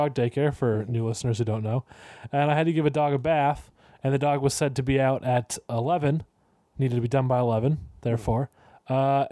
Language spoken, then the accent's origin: English; California, United States; I'm from California